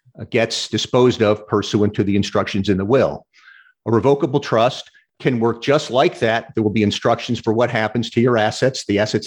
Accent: St. Louis, Missouri, United States; now in Florida, United States; I'm originally from St. Louis

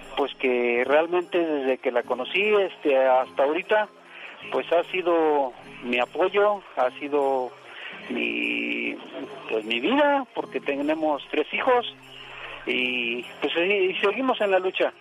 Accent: Mexico City, Mexico; yo soy de la Ciudad de México. Ajá. Y aquí, ahí acá vivo

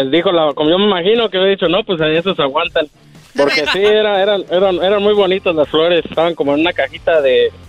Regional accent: Michoacán, Mexico; De Mero, Michoacán

